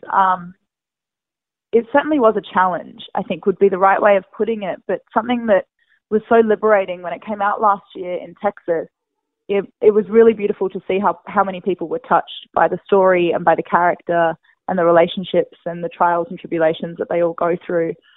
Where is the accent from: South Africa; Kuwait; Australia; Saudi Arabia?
Australia; Perth, Western Australia; moved away as an adult; now in United States; Perth, which yeah. is my hometown